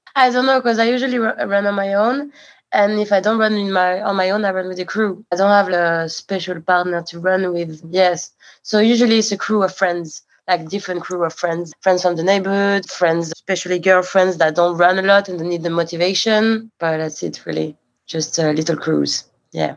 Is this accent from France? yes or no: yes; Paris, Île-de-France, France; I was born in Paris and I grew up in Paris